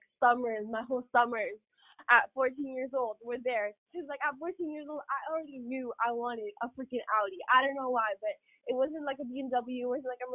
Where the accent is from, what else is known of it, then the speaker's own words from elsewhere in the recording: Ukraine; moved away; back to Ukraine. Because, like, I was raised there. Like, that's just my home country